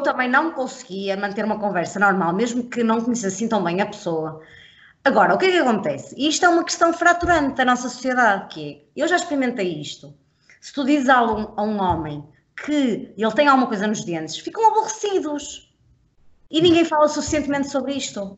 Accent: Portugal; nós, enquanto portugueses

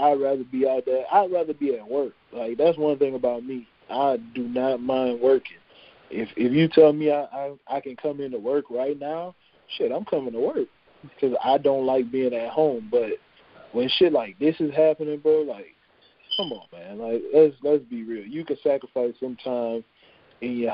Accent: Louisiana, United States; this is my home state

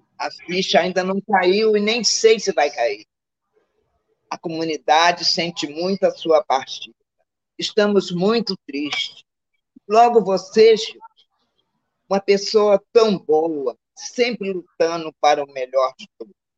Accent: Rio de Janeiro, Brazil; also born or lived in Minas Gerais / Caju, Rio de Janeiro; minha vida, minha adolescência, eu foi tudo em Manguinho

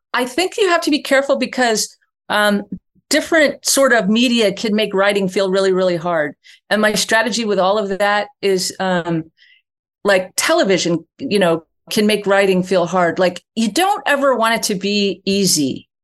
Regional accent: New York, United States; I grew up in New York, not Texas.

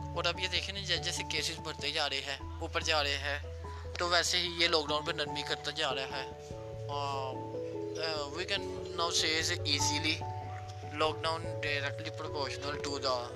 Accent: Pakistan; میں پاکستان سے ہوں

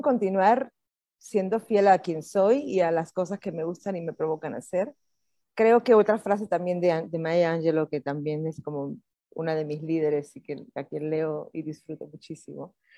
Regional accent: Puerto Rico; moved away as an adult; now in Mexico City, Mexico; yo soy puertorriqueña

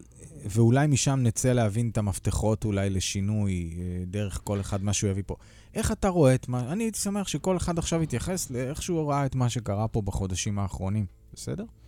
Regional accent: Kiryat Yam, Haifa District, Israel; moved away; אני גדלתי בקריית ים בילדותי

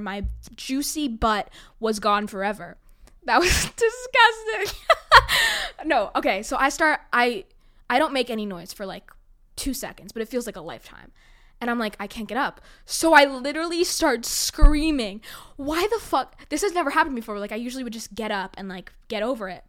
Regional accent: New York City, New York, United States; I was born on the Upper West Side

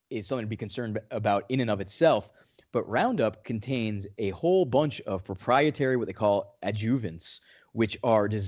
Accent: New England, United States; I'm from New England

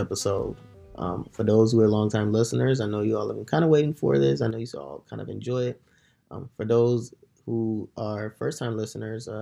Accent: Nigeria; now in United States; me being Nigerian, American, transnational

